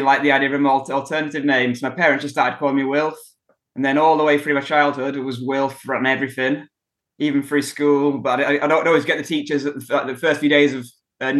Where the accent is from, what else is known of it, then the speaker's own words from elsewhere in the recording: Kendal, North West England, United Kingdom; moved away as an adult; now in Wrexham, United Kingdom; I was born in Kendal in Cumbria in the Lake District, North England. And that's where I grew up as well.